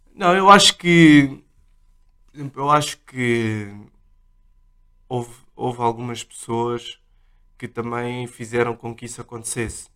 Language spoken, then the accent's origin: Portuguese; Portugal; eu nasci cá, os meus pais são, são moçambicanos